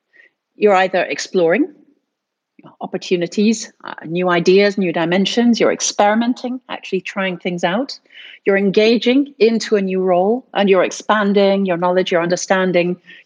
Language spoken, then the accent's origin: English; United States; I've spent my life from very, very young. I grew up in the States speaking three different languages.